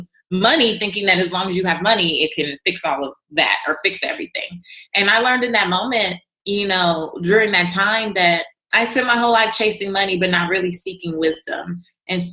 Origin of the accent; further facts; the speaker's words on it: Los Angeles, California, United States; I was raised in South Central Los Angeles, walking over crack pipes to get to the bus stop to go to school